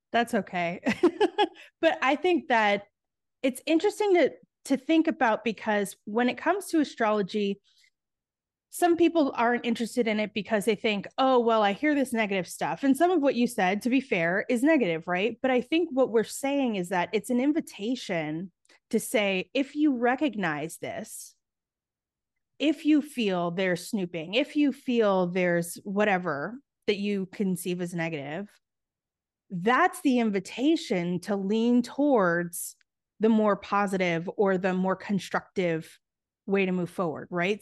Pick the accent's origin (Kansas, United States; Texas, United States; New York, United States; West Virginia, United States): New York, United States; New York City; I grew up in New York City, um, it was, like, the nineties in the heart of New York City, I was, like, on the Lower East Side